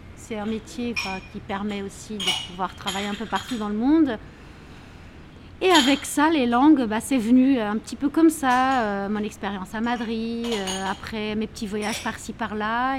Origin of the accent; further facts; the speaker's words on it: Lisbon, Portugal; moved away as an adult; now in Paris, France; je suis portugaise de Lisbonne, la ville du soleil